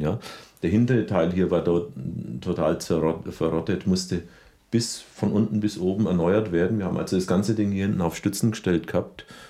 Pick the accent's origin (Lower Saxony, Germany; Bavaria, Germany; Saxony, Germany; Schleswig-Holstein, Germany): Bavaria, Germany; Rothenburg ob der Tauber; moved away; also born or lived in Berlin / Munich; ich bin gebürtiger Rodenburger und richtig zurückgekehrt bin ich 1986